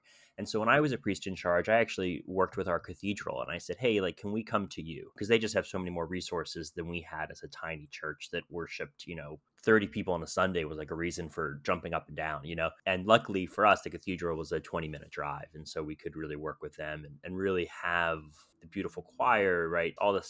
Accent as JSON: {"language": "English", "area": "Philadelphia suburbs", "region": "Pennsylvania", "country": "United States", "tie": "born or raised there", "said": "I grew up Catholic in the Philadelphia suburbs"}